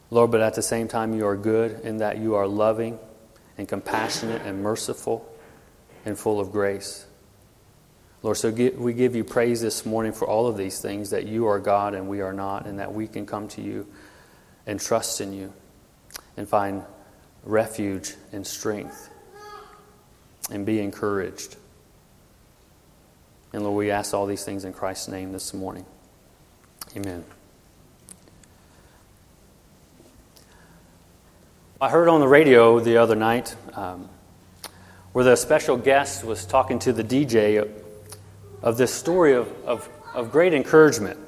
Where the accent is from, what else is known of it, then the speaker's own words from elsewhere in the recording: Louisiana, United States; moved away as an adult; also born or lived in California / Washington; now in Arkansas, United States; I am from Louisiana, born and raised there.